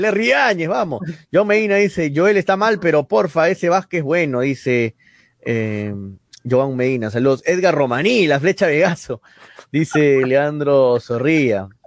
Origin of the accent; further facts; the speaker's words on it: Peru; soy peruano, pese a que soy hincha Melgar y todo, soy peruano